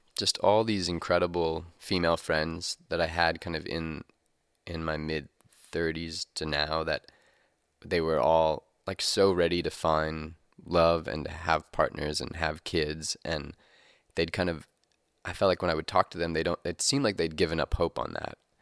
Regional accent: Missouri, United States; we're kind of in the crossroads here in Missouri

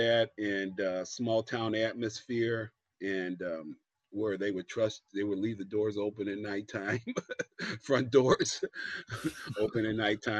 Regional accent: Medina, Ohio, United States; I grew up in a small town, about a little bit south of Ohio, Cleveland, Ohio. The city that everybody jokes about, but this little town was called Medina, small little town. And I grew up a Baptist.

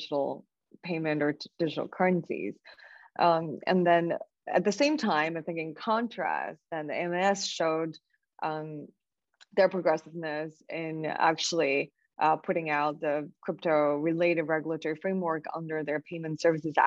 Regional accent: China; moved away; born and raised in China

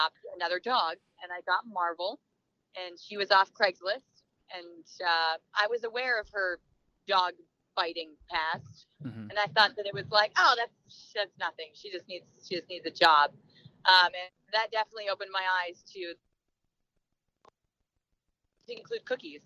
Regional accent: Canada; now in California, United States; I now live in California. I'm originally from Canada.

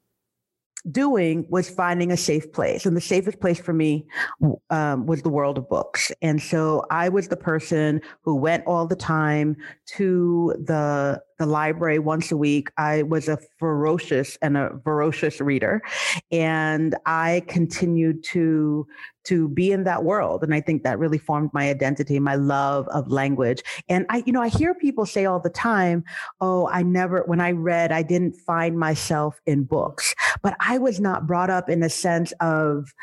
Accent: New York City, New York, United States; moved away as an adult; now in Heredia, Costa Rica; I was born in Brooklyn

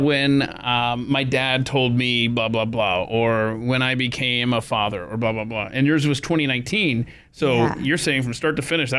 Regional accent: the South, United States; now in New York, United States; So I grew up in the South, mm-hmm. not known for pizza. Okay. I moved to New York

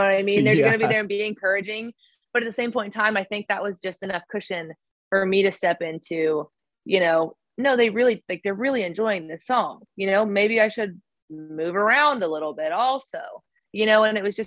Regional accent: Oklahoma, United States; moved away; back home in Oklahoma when I was maybe eighth grade, maybe a freshman in high school

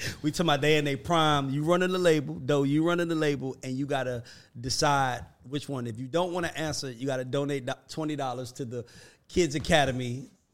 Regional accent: Atlanta, Georgia, United States; I'm from Atlanta

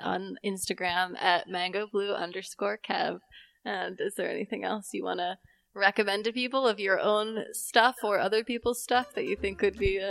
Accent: Philadelphia, Pennsylvania, United States; How do you know I'm from Philadelphia?

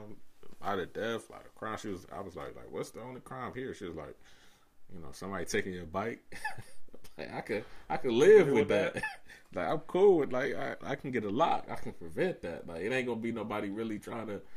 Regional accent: Cleveland, Ohio, United States; we're from Cleveland

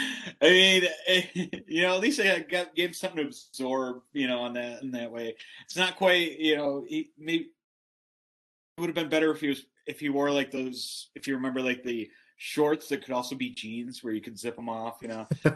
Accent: Buffalo, New York, United States; moved away; also born or lived in Columbus, Ohio; I'm being from Buffalo

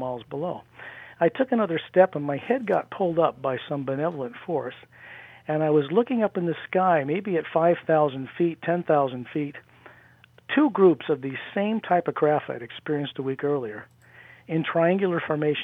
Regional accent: near Salt Lake, Utah, United States; Utah, where I grew up near Salt Lake.

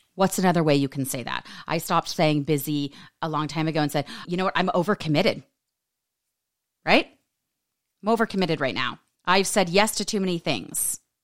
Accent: United States; we are raised in this American society

